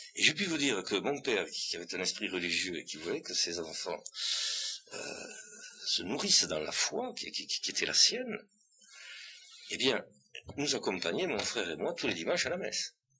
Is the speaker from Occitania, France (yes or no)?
yes; Bigorre, Occitania, France; accent: Bigourdan; also born or lived in Tarbes; je suis très bigourdant, moi. Hein. J'ai l'accent d'abord, ça s'entend.